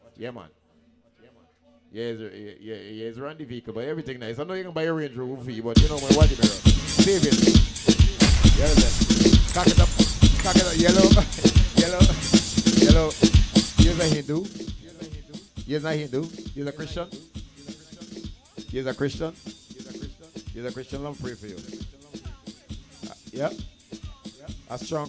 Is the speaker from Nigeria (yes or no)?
yes; Nigeria; I'm from Nigeria.